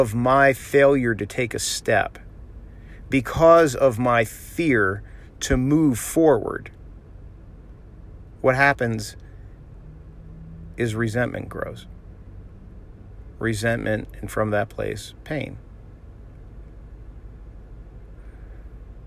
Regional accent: Florida, United States; I'm from Florida. Like, we have the ocean

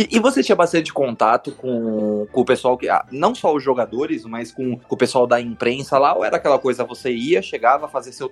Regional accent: São Paulo, Brazil; Pra quem tá ouvindo a primeira vez, a gente é de São Paulo.

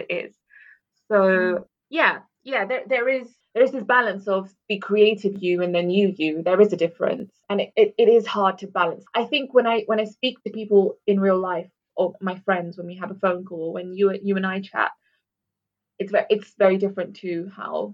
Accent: London, United Kingdom; also born or lived in Netherlands / Sharjah; being born in Holland and growing up in London

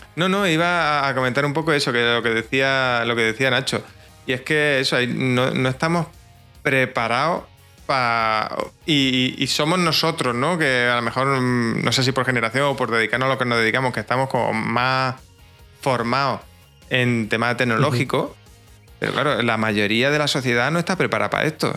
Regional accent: Jaén, Andalusia, Spain; soy de Jaén, un pueblecito que, vive prácticamente del campo

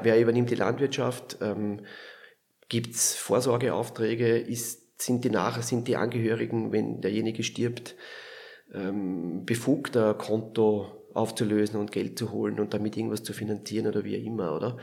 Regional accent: Lower Austria, Austria; moved away as an adult; also born or lived in Vienna / Vorarlberg; now in Switzerland; ich komme aus Niederösterreich, so 40 Kilometer südlich von Wien

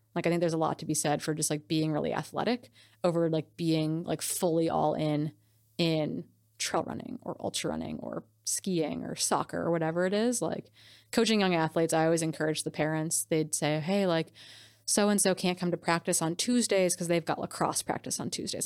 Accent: Wisconsin, United States; moved away as an adult; also born or lived in Montana; I grew up in Wisconsin, so I've been, like, shooting B B guns and guns since I was a little kid

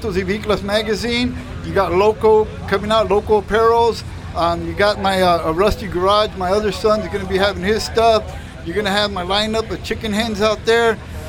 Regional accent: Oxnard, California, United States; now in Riverside, United States; So I'm here from Oxnard. I'm originally from Oxnard. I live out in Riverside now, but this is my hometown también.

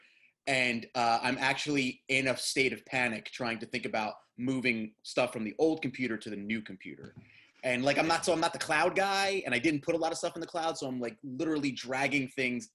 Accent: New Jersey, United States; I grew up in Jersey

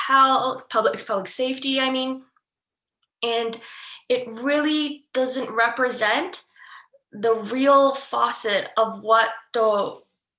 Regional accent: Ontario, Canada; I'm from Canada, so I can only speak about my experiences in specifically Ontario

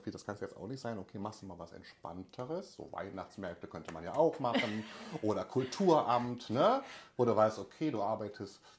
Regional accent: North Rhine-Westphalia, Germany; ich komme aus Raum Köln-Düsseldorf, klar, Medien, Hochburg, Fernsehen und so weiter, das war so meine Welt.

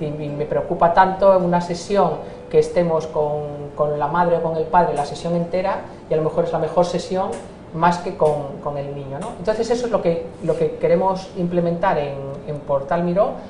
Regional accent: Spain; yo soy española, eh, nacida en España

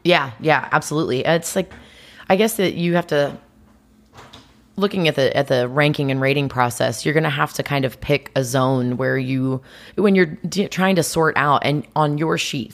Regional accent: Greenwood, Indiana, United States; moved away as an adult; also born or lived in South Carolina; I was born in Greenwood, well, Indianapolis, but I lived in Greenwood, Indiana.

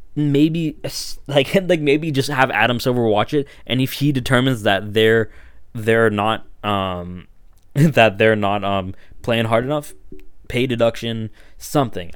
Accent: Toronto, Ontario, Canada; I grew up in Toronto, I grew up in Scarborough

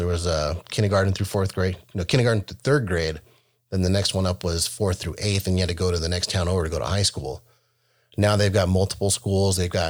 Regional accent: Monterey County, California, United States; also born or lived in Los Angeles, California; now in Seattle area, Washington, United States; I grew up in Monterey County. We moved up there from Los Angeles in 1975. And at the time, the town only had like 3,000 people.

